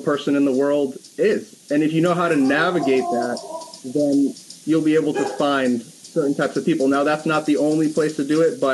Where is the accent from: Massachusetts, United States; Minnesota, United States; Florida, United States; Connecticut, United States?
Connecticut, United States; West Hartford; I was born and raised in West Hartford, Connecticut. I had no idea that I would stay in the place that I was born for my entire life